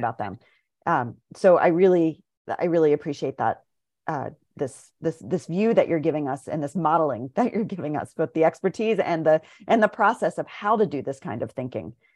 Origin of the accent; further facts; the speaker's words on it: Atlanta, Georgia, United States; I grew up in Atlanta